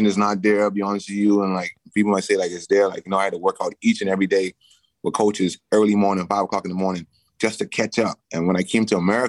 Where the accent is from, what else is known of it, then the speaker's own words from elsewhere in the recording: Bahamas; moved away; I grew up in the Bahamas